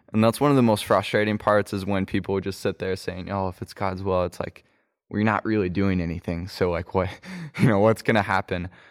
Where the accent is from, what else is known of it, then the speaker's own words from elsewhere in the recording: Kansas City, Kansas, United States; also born or lived in Chattanooga; now in Asheville, United States; I grew up in Kansas City, Kansas, and, uh, moved to Asheville and currently live there